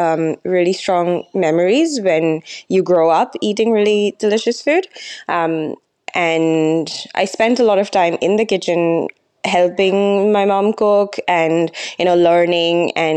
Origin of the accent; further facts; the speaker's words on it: Kolkata, West Bengal, India; moved away as an adult; So I'm from Calcutta, so in East India. I was there most of my life till college, when I moved to Mumbai for a couple of years.